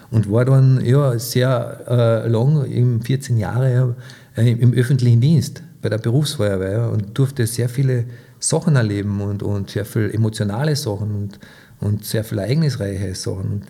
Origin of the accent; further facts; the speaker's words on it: Köttmersdorf, Carinthia, Austria; Also aufgewachsen bin ich eigentlich in Köttmersdorf ähm, auf meinem elterlichen Hof.